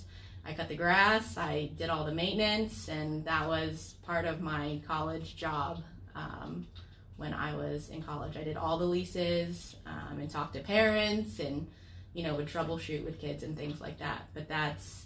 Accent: Florida, United States; I'm from Florida, born and raised

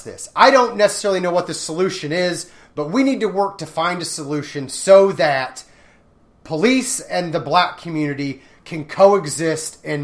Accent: Raytown, Missouri, United States; I'm from Raytown

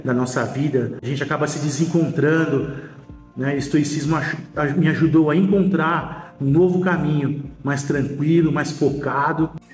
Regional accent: São Paulo, Brazil; tenho 43 anos, sou de São Paulo, capital, sou empresário

